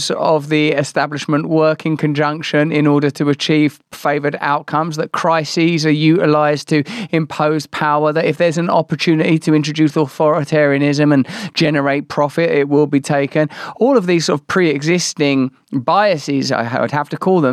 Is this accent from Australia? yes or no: no; England, United Kingdom; even as an English person